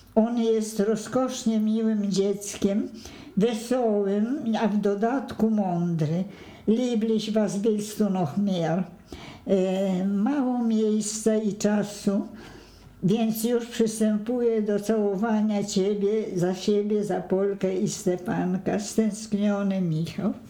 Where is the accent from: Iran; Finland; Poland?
Poland; Swedish is a second language; moved away as an adult; also born or lived in Sweden; now in Stockholm, Sweden